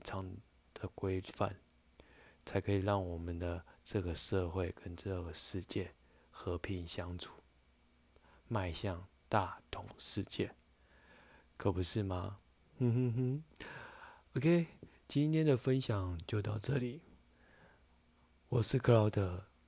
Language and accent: Chinese; China; 这是我们中国人常讲的五常